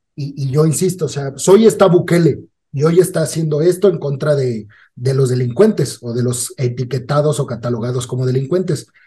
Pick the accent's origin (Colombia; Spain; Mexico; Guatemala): Mexico; nuestros derechos como mexicanos